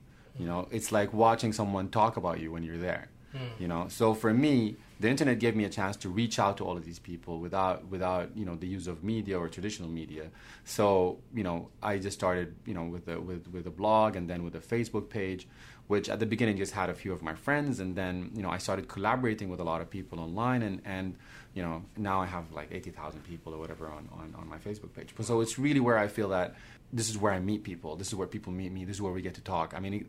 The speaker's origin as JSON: {"language": "English", "country": "Sudan", "also_born_or_lived": "Romania", "second_language": "English", "said": "Because I was born in Romania. My father was a diplomat. I'm originally from Sudan. When we went back to Sudan, 1989, a coup happened."}